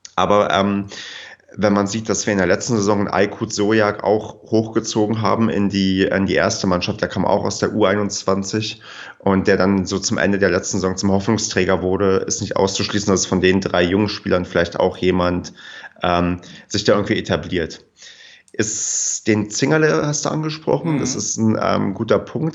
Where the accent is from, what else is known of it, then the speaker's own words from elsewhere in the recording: Brandenburg, Germany; moved away as an adult; also born or lived in Paderborn; Ich bin ähm, zugezogener Paderborner. Ich komme eigentlich aus Brandenburg, habe dann in Paderborn studiert